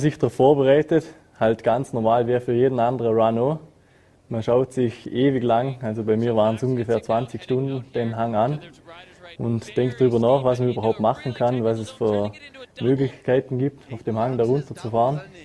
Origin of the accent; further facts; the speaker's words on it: Montafon, Vorarlberg, Austria; ich bin in Frauberg, da im Montafon, geboren, aufgewachsen und sehe mich ja selber als Österreicher